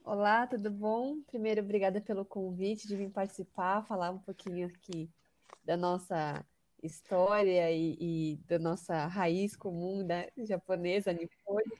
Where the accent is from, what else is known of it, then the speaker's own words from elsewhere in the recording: São Paulo, Brazil; também nasci em São Paulo, sempre vivi, morei em São Paulo